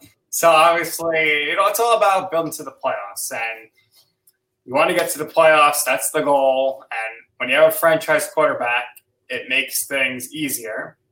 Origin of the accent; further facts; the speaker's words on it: New York, United States; So as a New Yorker here